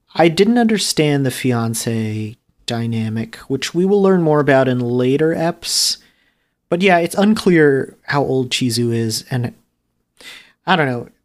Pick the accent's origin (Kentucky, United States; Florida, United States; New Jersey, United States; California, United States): New Jersey, United States; also born or lived in New York City; I moved to New Jersey in the middle of second grade